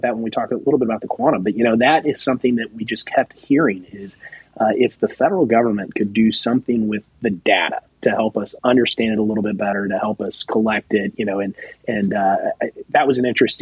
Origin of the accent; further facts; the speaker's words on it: Texas, United States; I'm from Texas